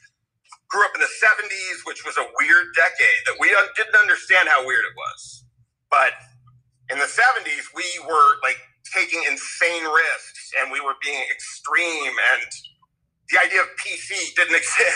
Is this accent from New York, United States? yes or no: yes; Westchester, New York, United States; my friend Alex Halpern, who's my oldest friend in the world, who I grew up with in Westchester